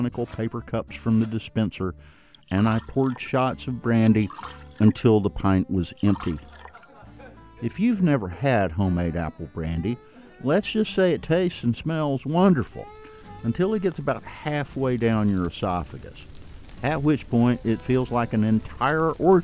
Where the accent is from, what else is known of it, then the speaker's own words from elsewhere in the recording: Ellijay, Georgia, United States; moved away as an adult; also born or lived in New York City; I grew up in Ellijay, the apple capital of Georgia